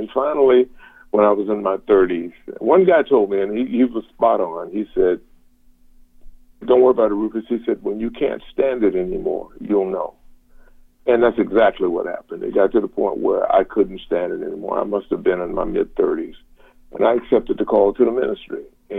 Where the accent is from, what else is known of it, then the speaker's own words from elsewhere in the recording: Savannah, Georgia, United States; I grew up in Savannah, Georgia, and my grandfather, Reverend Rufus Dinkins, he pastored a church in Savannah, and we grew up in the church.